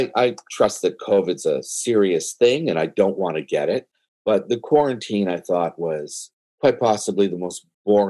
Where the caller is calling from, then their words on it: Toronto, Ontario, Canada; I'm downtown Toronto.